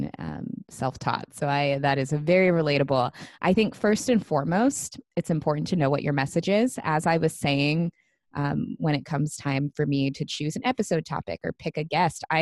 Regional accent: Seattle, Washington, United States; moved away as an adult; now in Los Angeles, United States; I moved from Seattle, my hometown, to Los Angeles last year

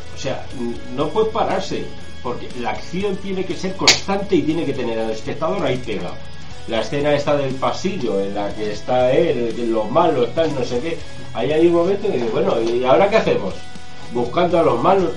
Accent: Spain; nosotros somos españoles y vivimos en España

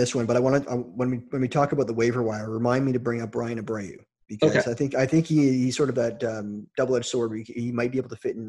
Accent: Toronto, Ontario, Canada; I'm from Toronto

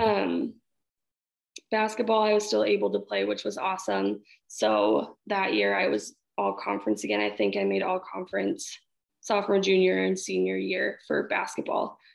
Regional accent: Hastings, United States; I grew up in Hastings, everything uh, from the get go

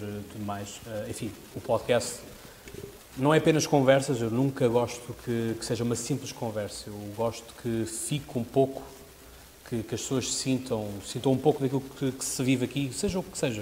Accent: Portugal; eu sou português, isto é em Portugal

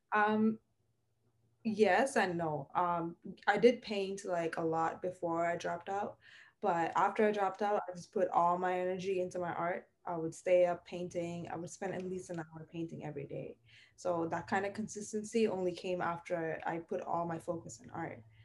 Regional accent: Sri Lanka; moved away as an adult; also born or lived in Toronto, Canada; now in Scarborough, Canada; I was born and raised in Sri Lanka

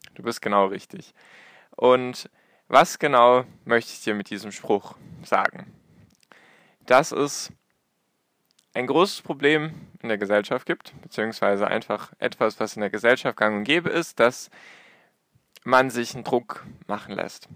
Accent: Baden-Württemberg, Germany; Ich komme aus Baden-Württemberg

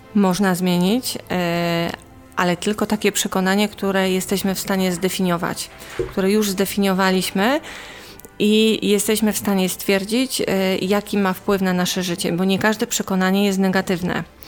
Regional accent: Poland; ja wychowałam się w czasach PRL-u

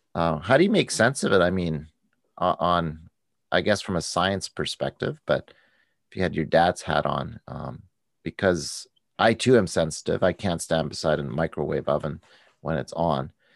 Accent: United States; as an American

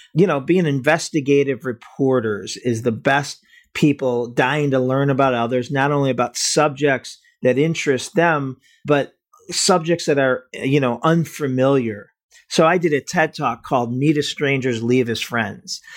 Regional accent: Cleveland, Ohio, United States; I'm from Cleveland, so we're both from the Midwest

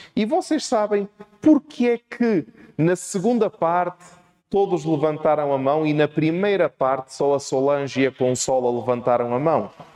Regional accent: Portugal; sou português e, portanto, vou falar um português esquisito.

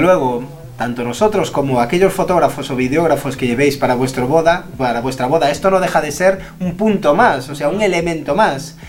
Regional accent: Galicia, Spain; somos gallegos los dos, estamos en Galicia grabando esto

